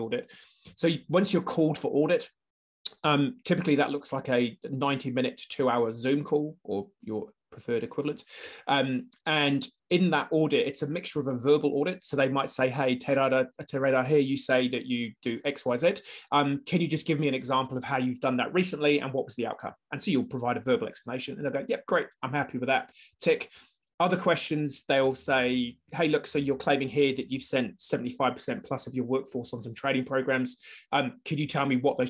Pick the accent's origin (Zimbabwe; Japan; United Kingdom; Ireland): United Kingdom; now in New Zealand; I'm British